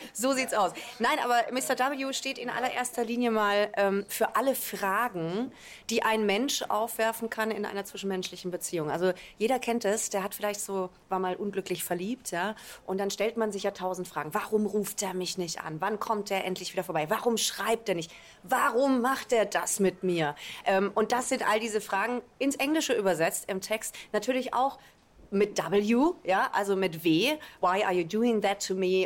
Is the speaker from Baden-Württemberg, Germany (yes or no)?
yes; Karlsruhe, Baden-Württemberg, Germany; now in Mannheim, Germany; Also meine Wurzeln liegen im Badischen. Ich komme ursprünglich aus Karlsruhe und dann hat es mich eben irgendwann auch nach Mannheim verschlagen